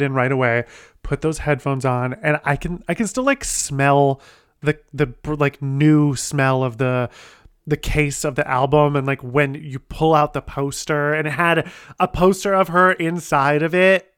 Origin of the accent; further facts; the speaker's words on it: Ohio, United States; my hometown in Ohio.